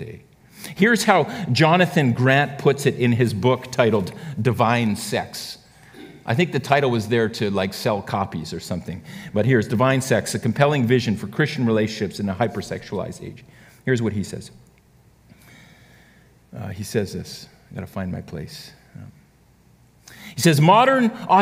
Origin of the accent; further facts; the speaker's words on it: Canada; we're actually Canadian